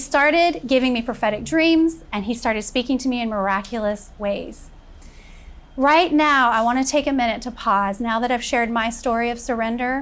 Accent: Florida, United States; also born or lived in Kentucky; when I was 6 years old, my father left us and my mother immediately moved us all to Florida, where I was raised and graduated from high school

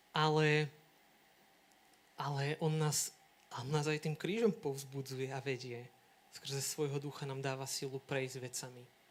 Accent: Rybany, Trenčín Region, Slovakia; moved away as an adult; now in Sereď, Slovakia; teraz mám birmovancov v Rybanoch, u nás v dedine

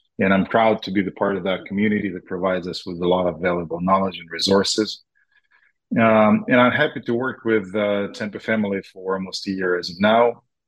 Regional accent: Moscow, Russia; also born or lived in Israel; now in Boca Raton, United States; We lived in Israel for a while. Yes, Mike, you're right. Originally, we're from Moscow, Jewish family that moved around the world. And now we settled here in Miami area in Boca Raton.

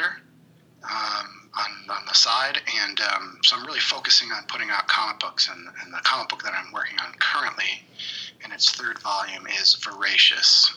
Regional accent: Liverpool, New York, United States; also born or lived in Long Island, New York / Oswego, New York; now in Chicago, United States; I grew up in Syracuse, New York. In Liverpool, which is just outside of Syracuse. I'm in Chicago now

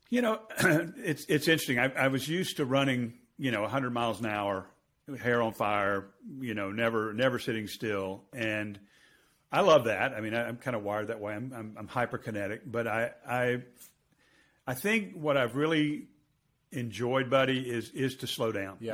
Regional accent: United States; I'm going to speak as an American

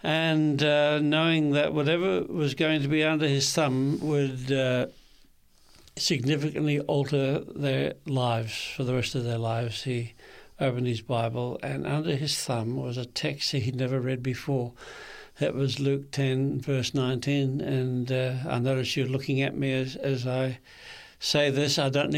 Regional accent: Kempsey, New South Wales, Australia; also born or lived in Sydney; I was born in Sydney at the Royal Hospitals for Women in Paddington. For a while there, I thought I should have been born in a man's hospital, but I learned better. But my first 4 years, our hometown was Kempsey in the mid-north coast of New South Wales.

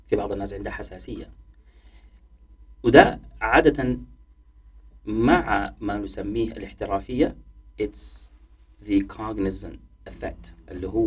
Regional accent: Sudan; moved away as an adult; تخيلي انه انا طلعت من السودان

